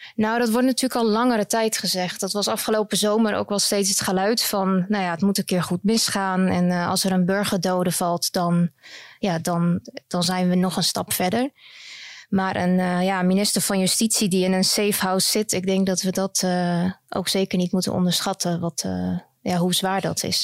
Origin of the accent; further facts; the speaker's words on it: Netherlands; moved away as an adult; now in Belgium; Ik kom zelf uit Nederland.